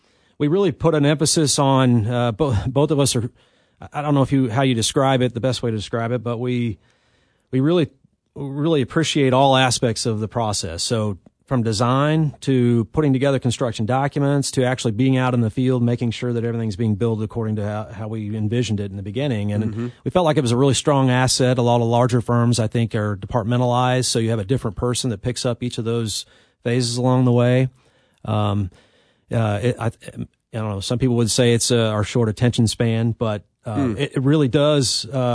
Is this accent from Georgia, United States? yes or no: no; Kansas City, Missouri, United States; I'm actually from Kansas City. I grew up in Kansas City, was born here, raised